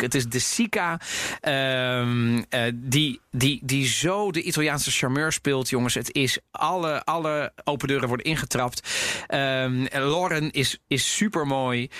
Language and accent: Dutch; Netherlands; ik ben ook opgegroeid in Nederland